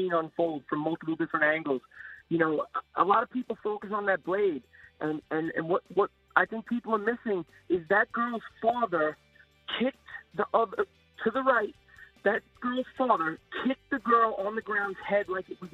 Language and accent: English; Suffolk County, New York, United States; I'm from Suffolk County. That's where my house district is